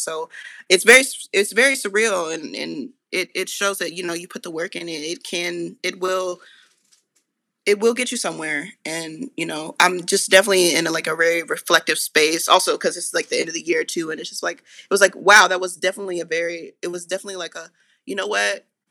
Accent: Marietta, Georgia, United States; I grew up in North Atlanta, like, a town called Marietta

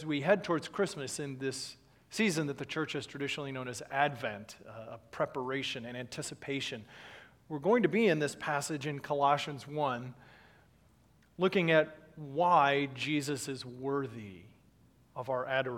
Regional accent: Dallas, Texas, United States; moved away; I was born in Dallas, lived there for several years growing up

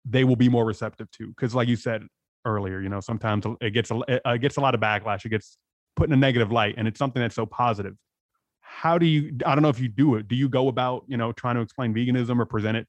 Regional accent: San Diego, California, United States; moved away as an adult; also born or lived in Los Angeles; I'm from San Diego.

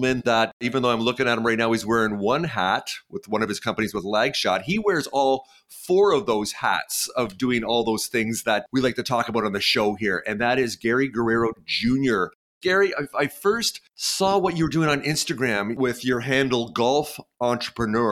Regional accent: Canada; I'm Canadian

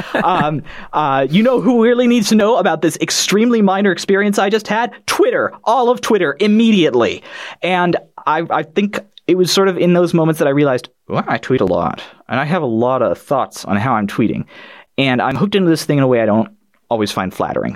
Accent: Boulder, Colorado, United States; I'm from Colorado in the United States, sort of the, the Boulder-ish area.

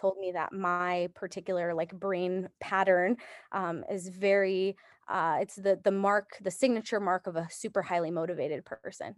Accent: Japan; moved away; I was born in Japan

